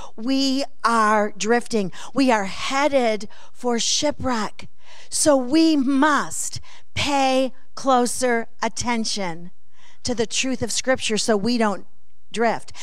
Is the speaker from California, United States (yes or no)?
no; Alabama Center, New York, United States; now in Oklahoma City, United States; I was born and raised in Alabama Center